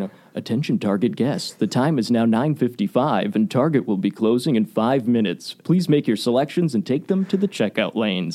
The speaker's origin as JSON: {"language": "English", "town": "Waukesha", "region": "Wisconsin", "country": "United States", "tie": "born or raised there", "said": "I grew up in Waukesha. Uh, went to Waukesha West High School"}